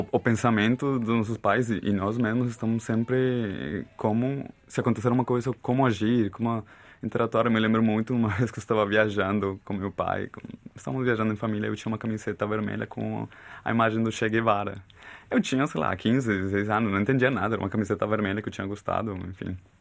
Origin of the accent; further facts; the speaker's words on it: Bogotá, Colombia; Portuguese is a second language; moved away as an adult; also born or lived in Florencia, Caquetá, Colombia / Brazil; now in Portugal; eu não nasci em Bogotá, mas eu cresci em Bogotá também